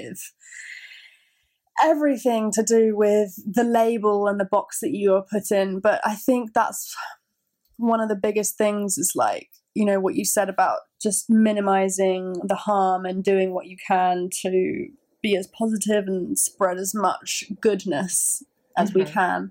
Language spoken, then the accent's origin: English; United Kingdom; I love so much about being from the UK